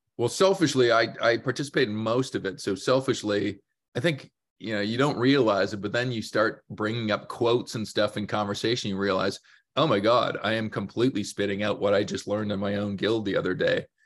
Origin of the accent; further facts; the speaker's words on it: Canada; born, raised in Canada, many chances to leave our fair country